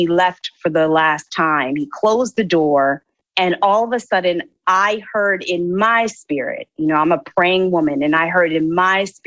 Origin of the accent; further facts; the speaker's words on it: Philadelphia, Pennsylvania, United States; moved away as an adult; also born or lived in New York; I am originally from Philadelphia, Pennsylvania, born and raised